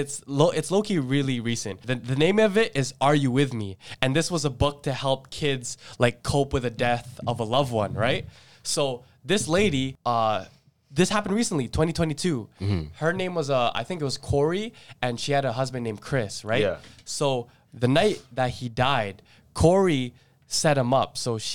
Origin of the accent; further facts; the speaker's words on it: Philippines; I was like, bro, I'm not even Chinese, fam. I'm Filipino.